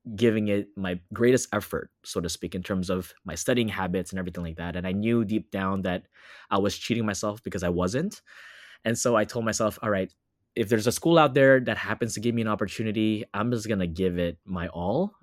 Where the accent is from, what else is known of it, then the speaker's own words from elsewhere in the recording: Los Angeles, California, United States; also born or lived in Orlando, Florida; I'm currently based in Los Angeles, California. I was born and raised here